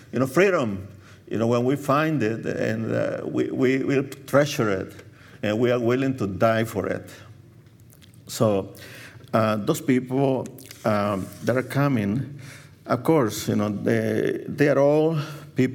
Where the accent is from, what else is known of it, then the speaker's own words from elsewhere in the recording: El Salvador; moved away; I was born in El Salvador, Central America.